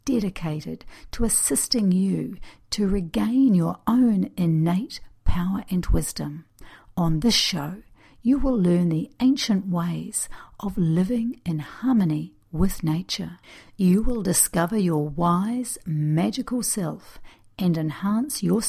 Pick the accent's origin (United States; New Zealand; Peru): New Zealand; I'm a New Zealander of Native American Cherokee and Russian descent